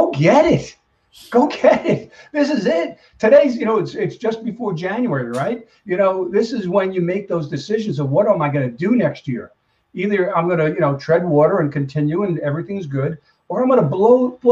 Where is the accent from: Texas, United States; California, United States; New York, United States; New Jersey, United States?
New York, United States; I am from New York